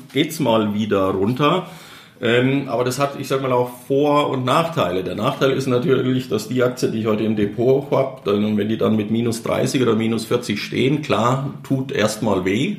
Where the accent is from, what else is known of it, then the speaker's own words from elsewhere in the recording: Germany; als Deutscher